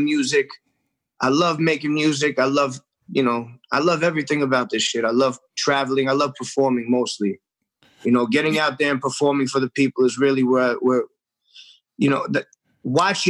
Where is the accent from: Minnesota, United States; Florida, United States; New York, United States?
New York, United States; New York City; I grew up in the restaurant industry. My family had a restaurant growing up in Forest Hills, Queens